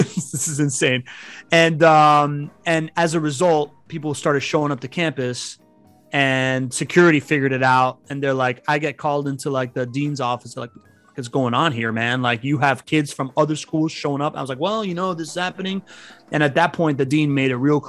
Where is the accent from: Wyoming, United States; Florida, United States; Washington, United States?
Florida, United States; Miami; English is a second language; also born or lived in Spain / Venezuela; I grew up in Miami